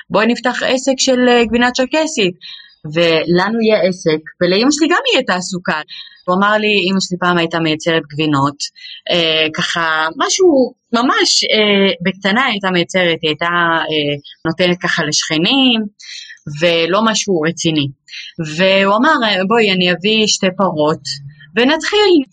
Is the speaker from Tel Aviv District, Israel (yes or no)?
no; Kfar Kama, Northern District, Israel; moved away as an adult; now in Rehaniya, Israel; אני בעצם מגיעה מכפר קמא.